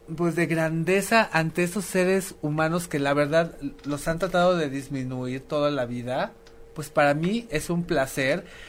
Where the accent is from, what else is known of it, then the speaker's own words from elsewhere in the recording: Mexico; somos artistas mexicanos